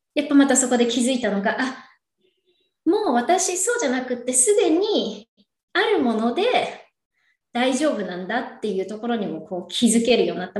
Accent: Yokohama, Kanagawa, Japan; moved away as an adult; now in California, United States; 私は横浜、神奈川県横浜出身で

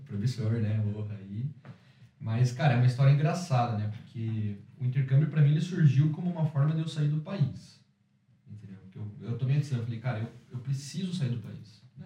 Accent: Curitiba, Paraná, Brazil; now in Ireland; sou brasileiro de Curitiba, eu sou empreendedor aqui na Irlanda

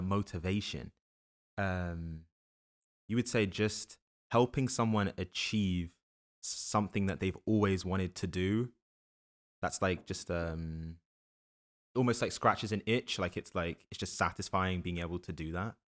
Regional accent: London, United Kingdom; moved away as an adult; also born or lived in New Jersey; now in New York, United States; I grew up in London from the U K.

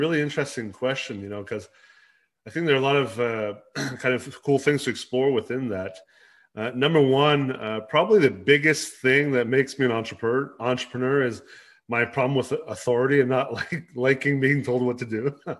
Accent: Los Angeles, California, United States; also born or lived in Canada; So I actually, even though I'm Canadian, I grew up in Los Angeles in California, and pretty much, you know, lived all over North America, all over the US.

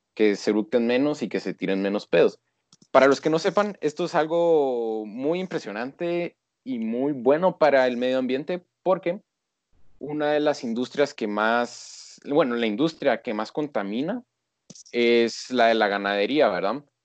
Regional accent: Guatemala; yo soy de Guatemala, o sea, y con orgullo

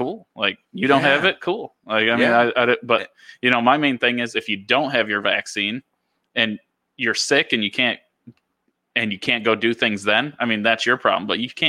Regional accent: Dundee, New York, United States; moved away; also born or lived in Ithaca; growing up in Dundee, it's like, it's very Republican, and there's only one way of thinking

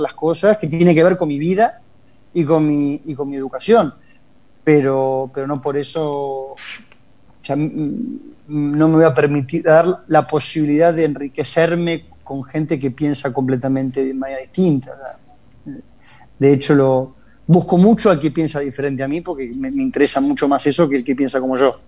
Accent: Argentina; moved away as an adult; also born or lived in Scotland / Spain / Italy / England; now in London, United Kingdom; amo mi país porque fue donde nací, tengo mis mayores recuerdos de, la juventud, estoy en Argentina

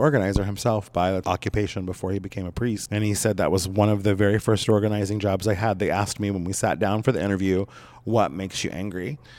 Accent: southern Oregon coast, United States; moved away; back in my hometown through the senior center there, and we had been talking about the hospice there on the Southern Oregon coast

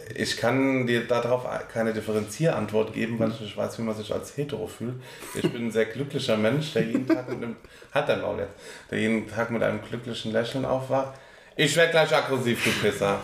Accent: Germany; als Deutscher

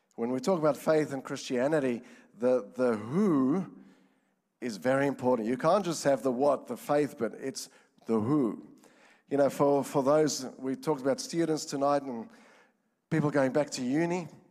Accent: Johannesburg, Gauteng, South Africa; moved away; I'm from South Africa, Johannesburg

